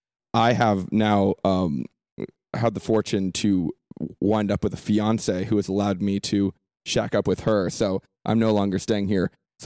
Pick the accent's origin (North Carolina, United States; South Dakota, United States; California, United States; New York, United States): California, United States; San Francisco; I was, growing up in San Francisco, I think, defined a lot of what I am now because it's an international city. When I was growing up, I'm 29 now